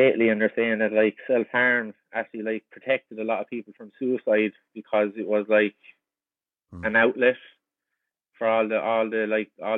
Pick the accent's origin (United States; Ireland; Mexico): Ireland; Kilkenny, Leinster; moved away as an adult; now in Vancouver, Canada; Growing up in Kilkenny